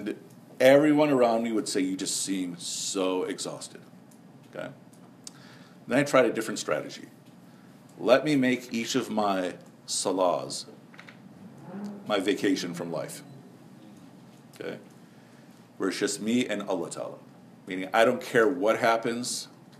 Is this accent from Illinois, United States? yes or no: yes; Chicago, Illinois, United States; also born or lived in Karachi; When I was a Muslim kid growing up in Chicago